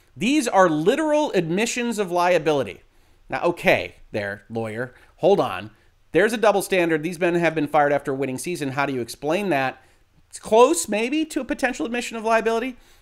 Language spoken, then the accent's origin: English; Detroit, Michigan, United States; my hometown Detroit Lions